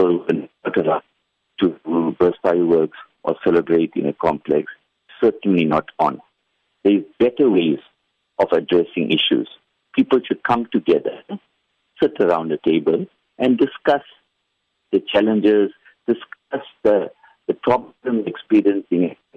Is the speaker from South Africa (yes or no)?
yes; South Africa